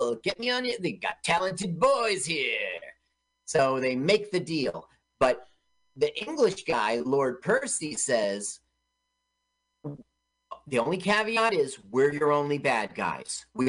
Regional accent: Los Angeles, California, United States; I grew up in Los Angeles.

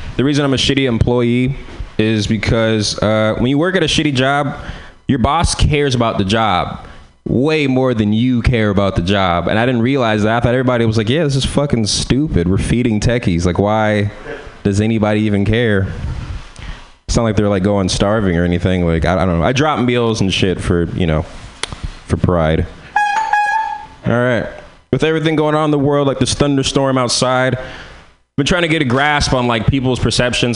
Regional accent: San Francisco, California, United States; I'm from San Francisco

